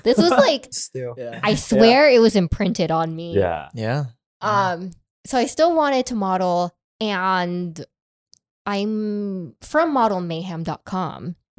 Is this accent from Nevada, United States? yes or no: yes; Las Vegas, Nevada, United States; moved away as an adult; also born or lived in Los Angeles; I grew up in Vegas, and then after I graduated from high school, I wasn't allowed to go away for college.